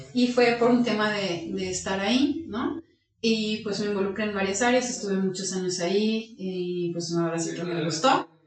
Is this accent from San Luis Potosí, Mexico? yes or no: no; Aguascalientes, Mexico; soy de Aguascalientes, estudié aquí la todo secundaria, universidad, la preparatoria